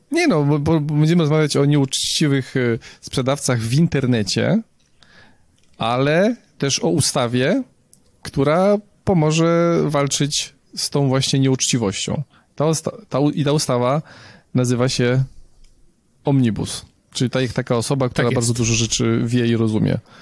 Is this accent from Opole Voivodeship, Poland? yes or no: no; Nowy Sącz, Lesser Poland, Poland; moved away; Jestem oryginalnie z Nowego Sącza